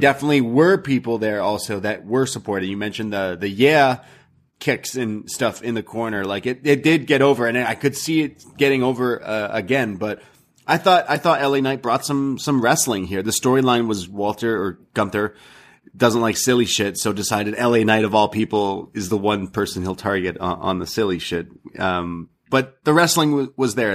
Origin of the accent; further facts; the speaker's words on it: Canada; I'm Canadian.